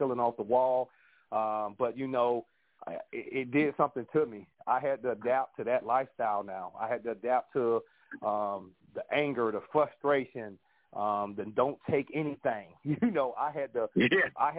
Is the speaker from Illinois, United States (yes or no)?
no; Jacksonville, Florida, United States; I'm from Jacksonville, Florida